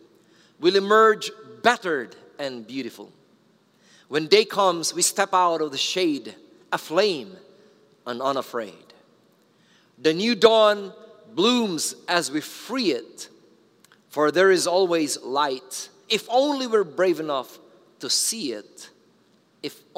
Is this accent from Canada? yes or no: no; Philippines